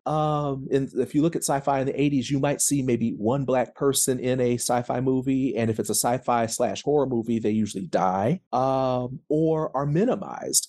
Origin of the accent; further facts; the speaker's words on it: Tulsa, Oklahoma, United States; I am from Tulsa, Oklahoma